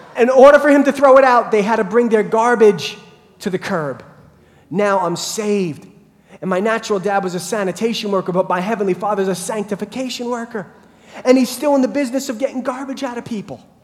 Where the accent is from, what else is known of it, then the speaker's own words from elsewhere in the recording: Brentwood, New York, United States; when I was a kid growing up in Brentwood